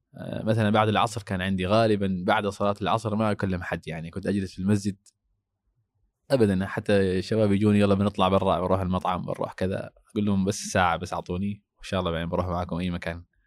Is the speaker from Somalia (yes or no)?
yes; Somalia; moved away; عندنا في الصومال